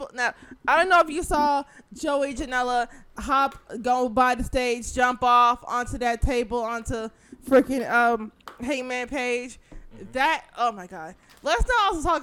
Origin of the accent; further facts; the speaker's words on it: Illinois, United States; my whole entire state of Illinois, my hometown